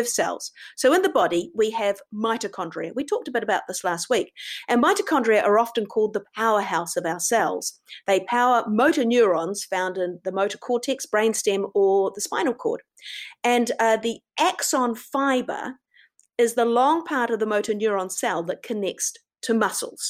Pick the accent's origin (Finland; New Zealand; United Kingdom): New Zealand; I'm a Kiwi